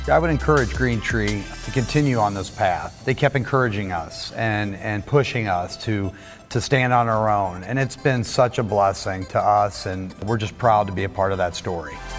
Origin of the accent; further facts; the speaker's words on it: Webster Groves, Missouri, United States; we are from Webster Groves